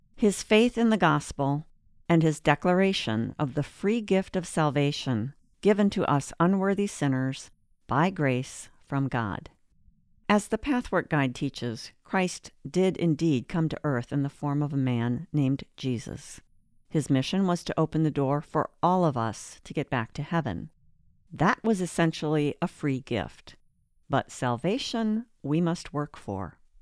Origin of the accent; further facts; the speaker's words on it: northern Wisconsin, United States; moved away as an adult; also born or lived in Atlanta; I was raised in the Lutheran faith in a small city in northern Wisconsin